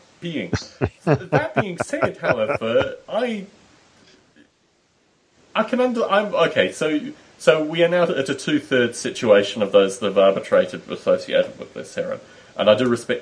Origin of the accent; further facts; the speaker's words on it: Australia; moved away; the reason that I left Australia, was the whole notion that I was in Australia writing as an Australian